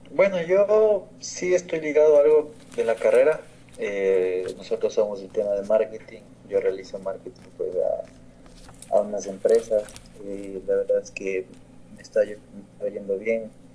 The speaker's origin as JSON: {"language": "Spanish", "country": "Ecuador", "said": "en mi país, en Ecuador"}